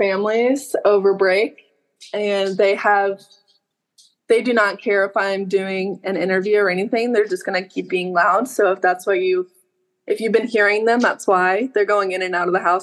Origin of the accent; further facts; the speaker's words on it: Norborne, Missouri, United States; moved away as an adult; also born or lived in Wichita, Kansas; now in Huntington, United States; I grew up in a really, really small town, Norbert, Missouri